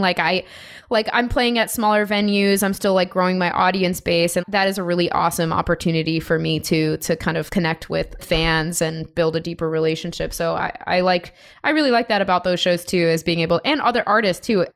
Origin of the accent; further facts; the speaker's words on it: Chicago, Illinois, United States; also born or lived in Denver / Los Angeles / San Diego; now in Seattle, United States; I'm from Chicago, born and raised originally, but I've lived in a bunch of different places like Denver, L A, San Diego for a bit, and now Seattle